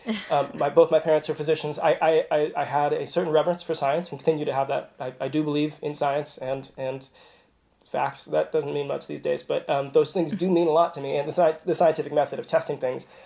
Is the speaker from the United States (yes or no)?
yes; Kansas City, Kansas, United States; also born or lived in Virginia; I grew up on the in, in, a suburb on the Kansas side